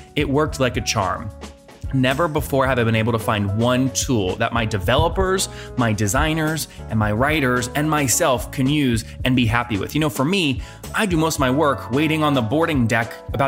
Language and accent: English; Leesburg, Virginia, United States; Leesburg, Virginia, my hometown